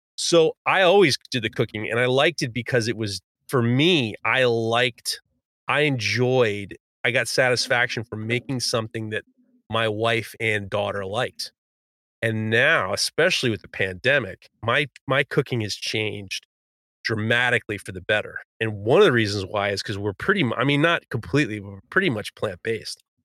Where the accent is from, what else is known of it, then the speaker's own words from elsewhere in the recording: New York City, New York, United States; When I was growing up in Manhattan, I went to an all